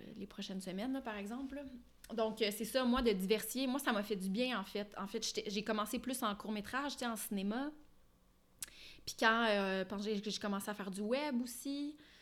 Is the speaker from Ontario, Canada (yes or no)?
yes; Ottawa, Ontario, Canada; moved away; also born or lived in Montreal; je suis franco-ontarienne, je suis née à Ottawa, j'ai grandi là-bas